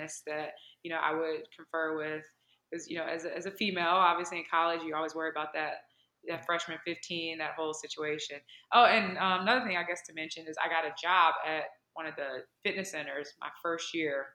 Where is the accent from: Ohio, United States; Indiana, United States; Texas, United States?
Indiana, United States; Gary; moved away as an adult; also born or lived in Michigan / Minnesota / California / Virginia; now in Atlanta, United States; I grew up in Gary, Indiana, which is a predominantly African-American town